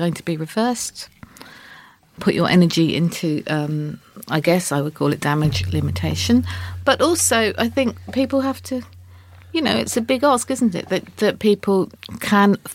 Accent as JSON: {"language": "English", "area": "Suffolk", "region": "East of England", "country": "United Kingdom", "moved": "yes", "lives_now": "London, United Kingdom", "said": "I come from Suffolk"}